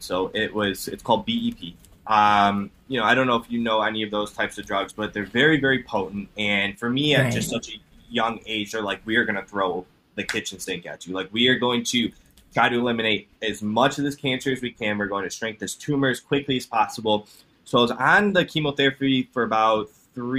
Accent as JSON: {"language": "English", "town": "Cleveland", "region": "Ohio", "country": "United States", "said": "I'm from Cleveland, Ohio"}